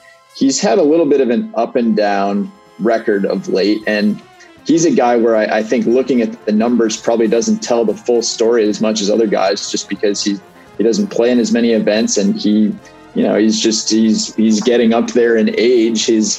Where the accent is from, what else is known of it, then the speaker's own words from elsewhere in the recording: Massachusetts, United States; I grew up in Massachusetts, but I also grew up about half a mile from Vermont. So I kind of have this duality identity that Keegan also has of being from Vermont and Massachusetts.